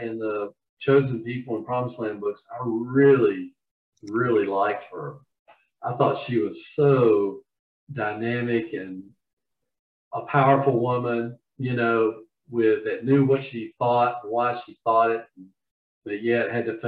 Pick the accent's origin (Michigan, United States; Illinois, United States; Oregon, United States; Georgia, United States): Georgia, United States; accent: Southern; now in Charlotte, United States; I'm from Georgia originally